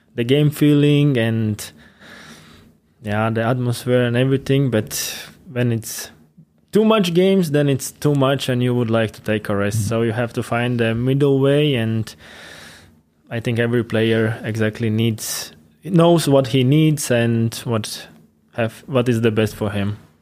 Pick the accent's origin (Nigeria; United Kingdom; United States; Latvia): Latvia; Ventspils; English is a second language; moved away as an adult; also born or lived in Liepāja, Latvia; now in Weiden, Germany; my hometown Ventspils